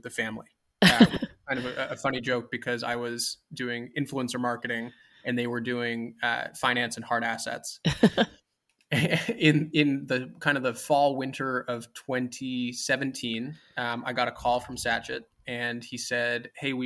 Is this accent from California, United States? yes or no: no; New York City, New York, United States; I grew up actually in Manhattan, in New York City